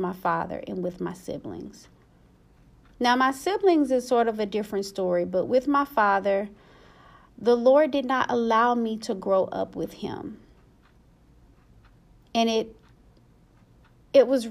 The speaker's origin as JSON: {"language": "English", "town": "Dallas", "region": "Texas", "country": "United States", "said": "I'm from Dallas"}